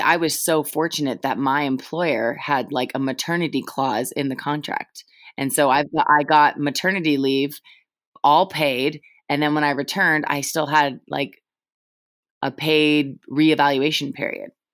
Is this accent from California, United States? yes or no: yes; Julie Foudy's hometown, California, United States; I grew up in Julie Foudy's hometown